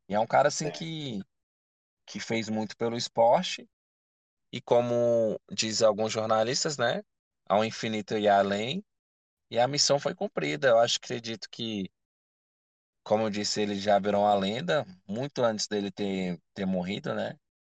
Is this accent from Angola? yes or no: no; Brazil; eu sou brasileiro